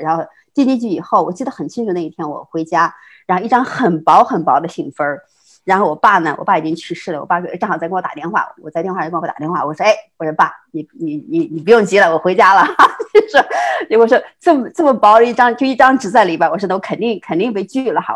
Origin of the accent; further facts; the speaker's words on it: China; moved away as an adult; now in United States; 像咱们这样的中国人，就是， 就是在， 在， 在中国已经成型了，然后到美国来读研究生